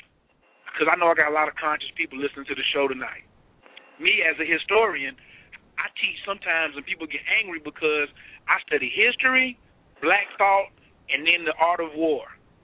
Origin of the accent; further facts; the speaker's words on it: North Carolina, United States; Boy, this North Carolina boy, what's wrong with you? Everybody's always talking about my accent.